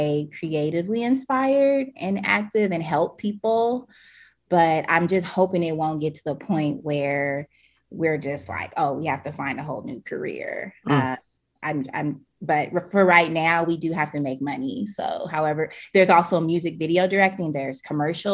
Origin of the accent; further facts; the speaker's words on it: Oakland, California, United States; I grew up in the Bay Area around Oakland